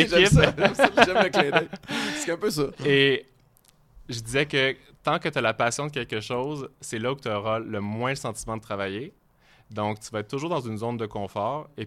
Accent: Quebec, Canada; mon accent change beaucoup plus quand je suis en Europe, je pense.

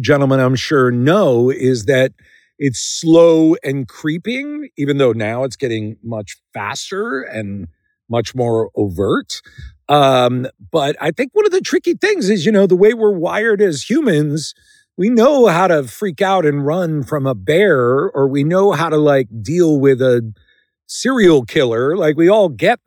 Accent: Philadelphia, Pennsylvania, United States; outside Philadelphia, where I'm from

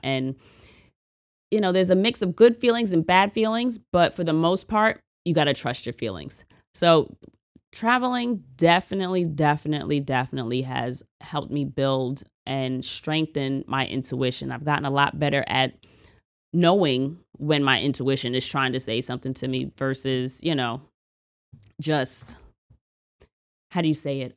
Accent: United States; as an American

